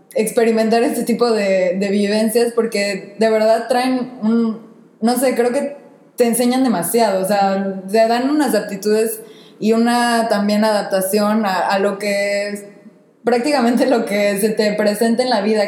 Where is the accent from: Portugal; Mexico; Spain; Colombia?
Mexico; first language Spanish; now in France; yo siendo mexicana y hablando español